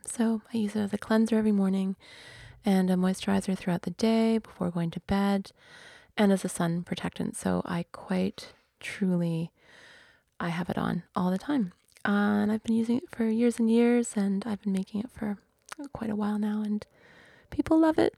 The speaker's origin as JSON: {"language": "English", "town": "Vancouver", "region": "British Columbia", "country": "Canada", "tie": "born or raised there", "said": "Vancouver being my hometown"}